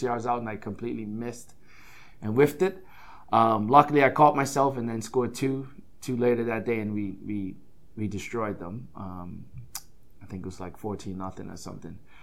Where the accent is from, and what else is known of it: Bermuda; now in United States